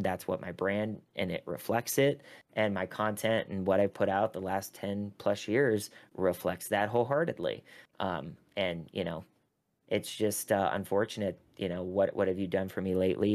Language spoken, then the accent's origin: English; Pittsburgh, Pennsylvania, United States; moved away; I had a, a piece come out in the Pittsburgh Post Gazette, which is my hometown